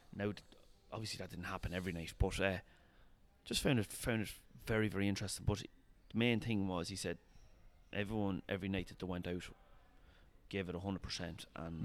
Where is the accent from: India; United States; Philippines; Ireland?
Ireland; Longwood, Leinster; this is Longwood. Like yeah, village of three hundred people